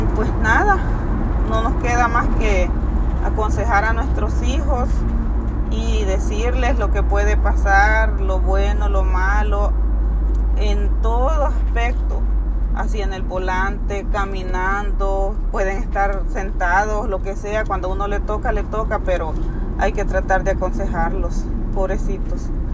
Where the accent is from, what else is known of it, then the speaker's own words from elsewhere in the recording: El Salvador; moved away; nosotros somos del Salvador